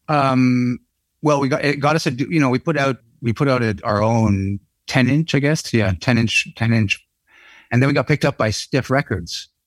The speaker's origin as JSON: {"language": "English", "country": "Canada", "said": "being Canucks, you know, being Canadian"}